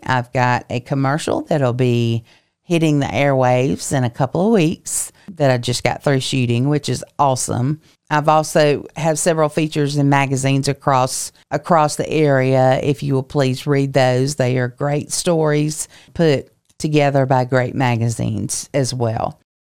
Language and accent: English; Lincolnton, Georgia, United States; now in Augusta, United States; I have only lived in Augusta for seven years, coming from my hometown of Lincolnton, Georgia